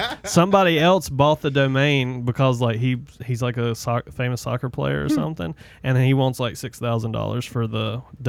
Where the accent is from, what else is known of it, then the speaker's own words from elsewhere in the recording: the South, United States; accent: southern; my southern accent